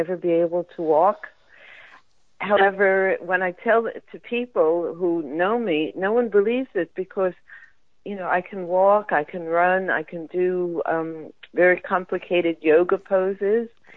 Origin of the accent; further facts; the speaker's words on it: New York, United States; moved away as an adult; also born or lived in Florida; I moved back to New York because I'm from New York originally